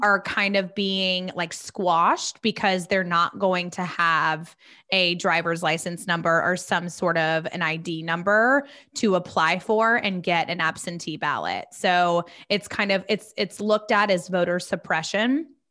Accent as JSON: {"language": "English", "town": "Charlotte", "region": "North Carolina", "country": "United States", "said": "we are both from Charlotte"}